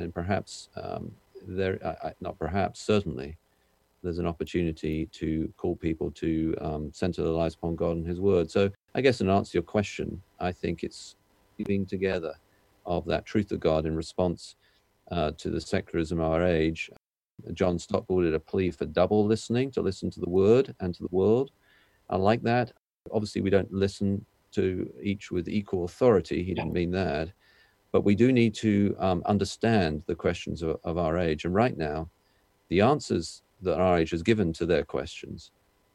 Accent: United Kingdom; I'm British

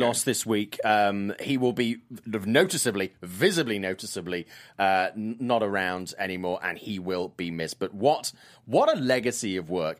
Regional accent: South Wales, United Kingdom; I was in my hometown of South Wales

